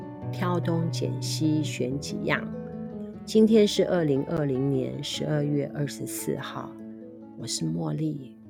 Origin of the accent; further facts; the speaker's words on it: Liugui, Kaohsiung, Taiwan; now in Nankan, Taiwan; 那么我们现在住在南崁是比较没有啦哈，但是在我们乡下六龟那个地方，据我所知，它还是有的。